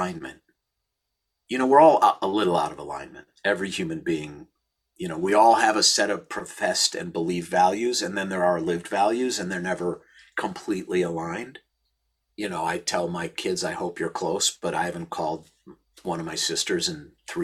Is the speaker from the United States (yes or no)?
yes; St. Louis Park, Minnesota, United States; born or raised there